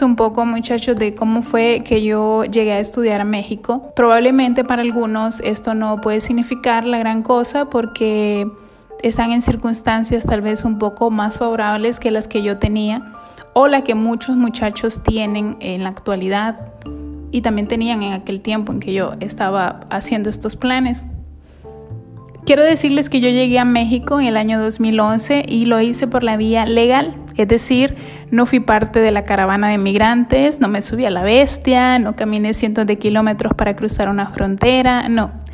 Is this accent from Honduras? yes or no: yes; Honduras; moved away as an adult; soy hondureña.